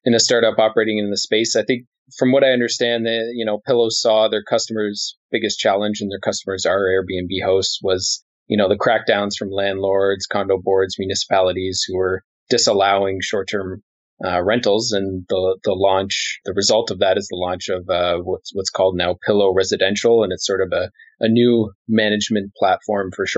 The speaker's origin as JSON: {"language": "English", "town": "Montreal", "region": "Quebec", "country": "Canada", "tie": "born or raised there", "said": "my hometown of Montreal"}